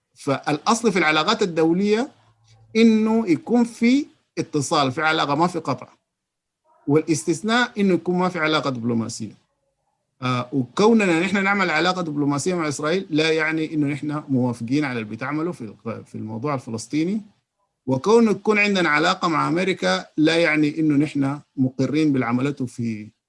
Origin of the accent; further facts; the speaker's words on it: Sudan; عندنا في السودان